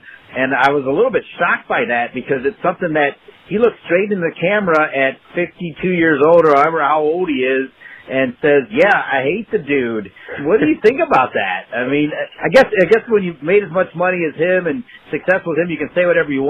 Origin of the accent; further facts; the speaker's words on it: Ohio, United States; I grew up outside of Toledo.